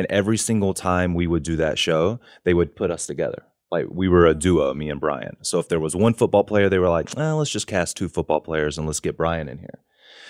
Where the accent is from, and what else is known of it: North Carolina, United States; moved away as an adult; also born or lived in New York / Los Angeles